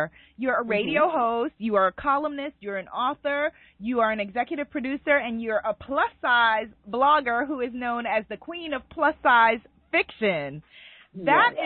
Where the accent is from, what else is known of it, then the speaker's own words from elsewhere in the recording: New York, United States; I'm a New Yorker